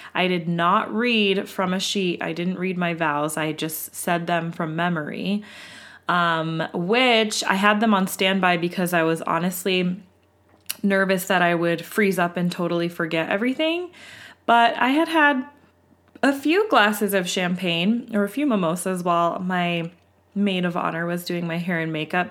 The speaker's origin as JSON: {"language": "English", "region": "West Coast", "country": "United States", "said": "we are from the West Coast, and we are a white family"}